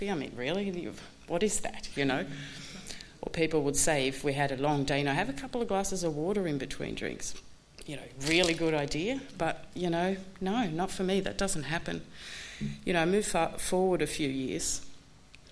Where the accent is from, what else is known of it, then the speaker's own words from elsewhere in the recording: Sweden; I'm from Sweden